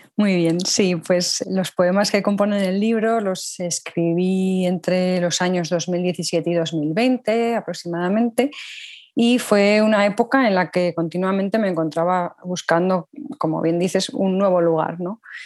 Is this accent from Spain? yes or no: yes; Pamplona, Navarre, Spain; also born or lived in León / Copenhagen; yo soy de Pamplona, una pequeña ciudad situada al norte de España, dentro de la comunidad autónoma de Navarra